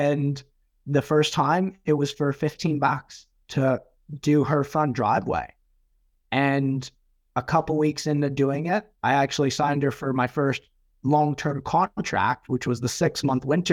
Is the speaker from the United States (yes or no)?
no; Manitoba, Canada; now in New Zealand; I come from Canada originally, so a lot of snow